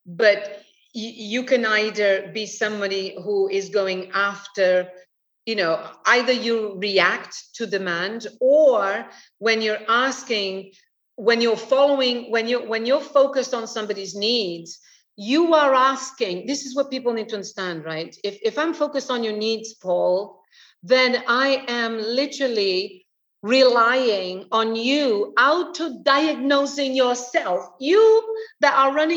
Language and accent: English; London, United Kingdom; moved away as an adult; now in Portugal; I'm British. I lived 25 years in London. I love London. London is my home